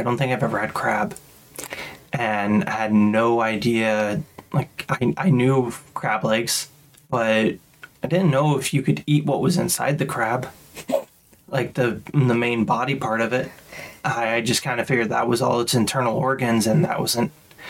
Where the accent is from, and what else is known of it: Midwest, United States; born or raised there